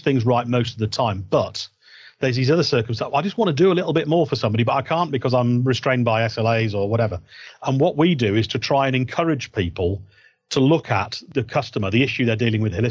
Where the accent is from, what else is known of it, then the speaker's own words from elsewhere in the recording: Yorkshire and the Humber, United Kingdom; I'm a Yorkshireman